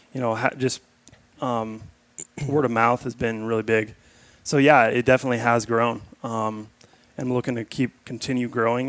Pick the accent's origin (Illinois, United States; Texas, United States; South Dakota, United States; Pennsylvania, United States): South Dakota, United States; Rapid City; now in Utah, United States; I'm originally from South Dakota, Rapid City. Best kept secret of the West right there